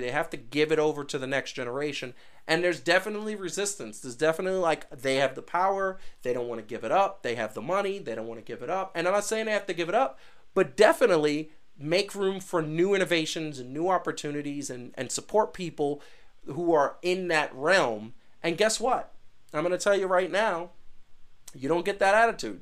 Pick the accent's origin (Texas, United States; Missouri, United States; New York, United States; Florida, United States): New York, United States; New York City; I come from Brooklyn and Queens